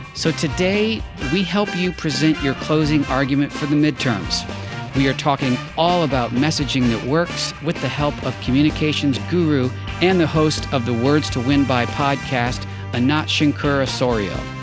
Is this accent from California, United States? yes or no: yes; Los Angeles, California, United States; my hometown of Los Angeles